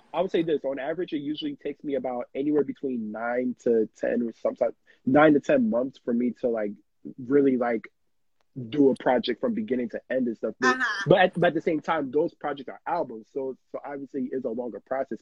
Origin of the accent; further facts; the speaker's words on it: New York City, New York, United States; born and raised in New York